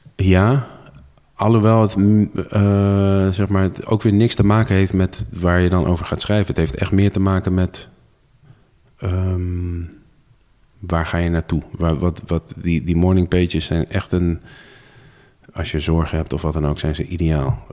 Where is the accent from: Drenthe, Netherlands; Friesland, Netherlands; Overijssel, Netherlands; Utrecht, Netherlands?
Overijssel, Netherlands; Zwolle; ik ben geboren en getogen Zwollenaar